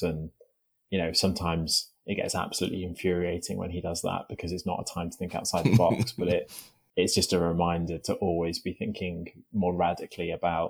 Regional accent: North West England, United Kingdom; I sort of have quite a neutral accent, but I'm from Merseyside. That's where I was born and where I grew up.

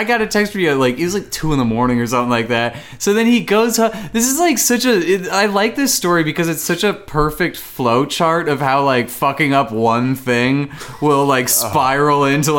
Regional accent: Minnesota, United States; now in New York, United States; No, I'm from Minnesota, but my brother and his wife live there.

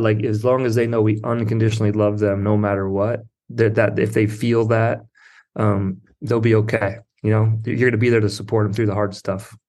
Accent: South Dakota, United States; moved away as an adult; also born or lived in Marina, California / Berkeley, California; now in Pacific Grove, United States; I grew up in South Dakota.

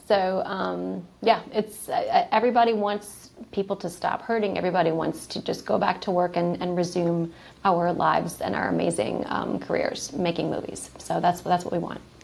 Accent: New Orleans, Louisiana, United States; also born or lived in Atlanta, Georgia; I am from New Orleans, Louisiana, and that's where I got my film career started

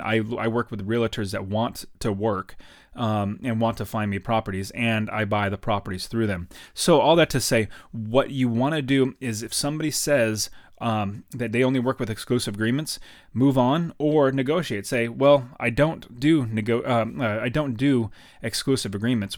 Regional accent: United States; I'm from America

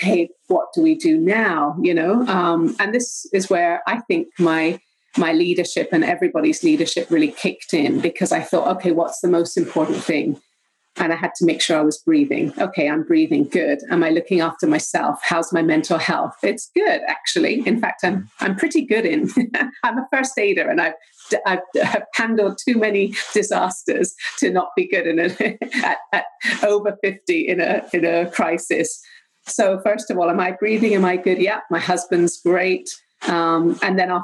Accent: Jamaica; moved away as an adult; also born or lived in England; now in Vancouver Island, Canada; I'm born and raised in Jamaica. That's my homeland. Lived there for 20 years and 20 years also in England until we found the beautiful shores of Vancouver Island.

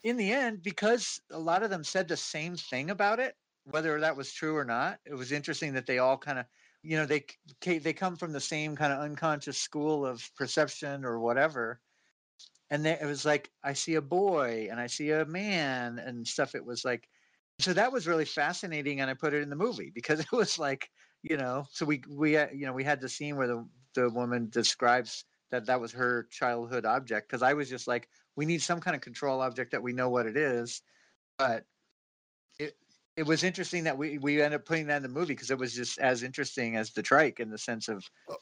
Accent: Inglewood, California, United States; I grew up in Inglewood

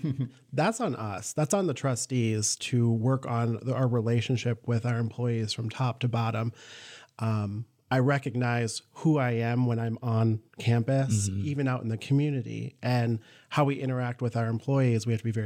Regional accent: Michigan, United States; accent: Yooper; Grew up in the UP, born and bred in the UP. You can't hear it in my accent anymore, but I had a very thick Uper accent when I came down for college.

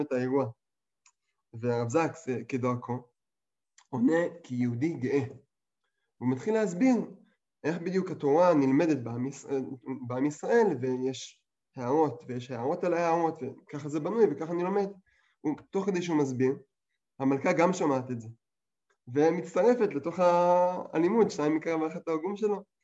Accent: England, United Kingdom; moved away; אני גדלתי באנגליה

